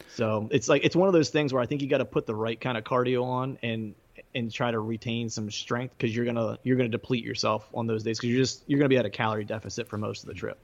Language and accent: English; Bedford, Pennsylvania, United States; now in suburbs of Philadelphia, United States; my hometown Bedford